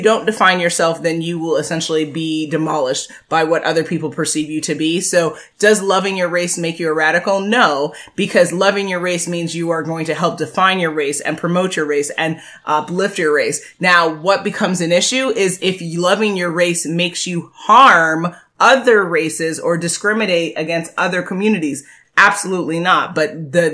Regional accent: United States; We both are born and raised in America

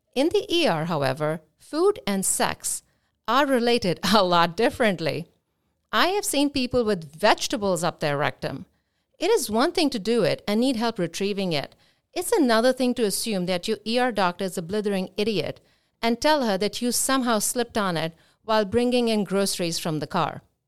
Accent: India; now in Boca Raton, United States; I am Indian

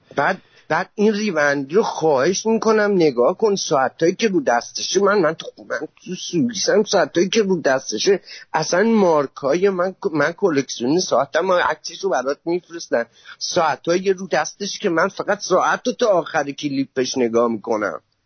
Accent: Khuzestan, Iran; من بختیاری هم من مال خوزستانیم

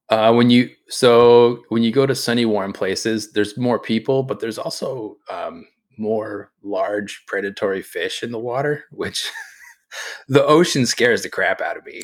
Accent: New England, United States; I grew up in New England

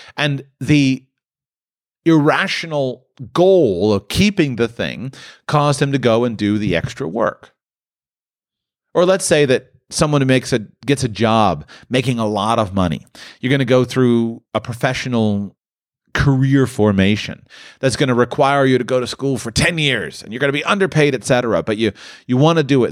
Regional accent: near Palm Beach, Florida, United States; I grew up near Palm Beach

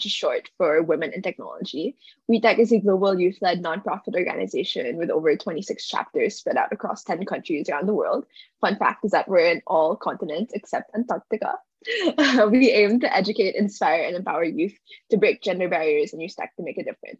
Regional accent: Manila, Metro Manila, Philippines; moved away as an adult; now in Stanford, United States; I was born and raised in Manila, Philippines

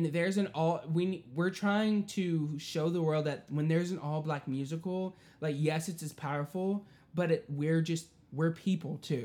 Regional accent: the South, United States; Growing up in the South

